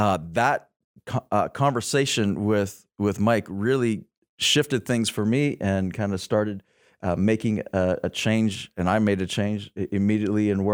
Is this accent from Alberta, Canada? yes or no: yes; Lethbridge, Alberta, Canada; I'm from Lethbridge